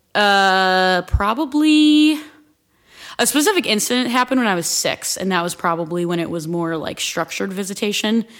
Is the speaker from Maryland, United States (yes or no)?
no; Akron, Canal Fulton, and Stow, Ohio, United States; I grew up split between Akron, Canal Fulton, and Stowe